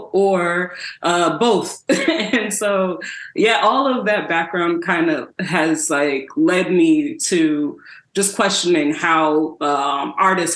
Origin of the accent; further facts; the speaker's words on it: Southfield, Michigan, United States; also born or lived in Detroit, Michigan; now in Maryland, United States; So I'm originally from Detroit, Michigan, but grew up mostly in Southfield